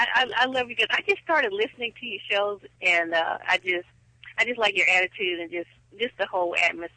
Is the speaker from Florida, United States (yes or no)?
no; Houston, Texas, United States; I'm from Houston, Texas.